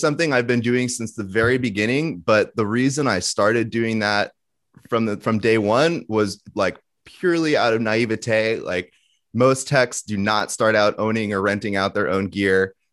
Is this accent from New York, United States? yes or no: no; Thousand Oaks, California, United States; I grew up in the suburbs of L A, a town called Thousand